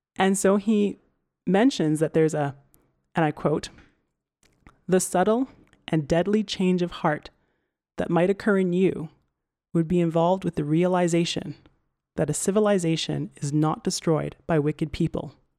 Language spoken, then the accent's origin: English; Alberta, Canada; I'm from Canada, and decidedly very much Canadian.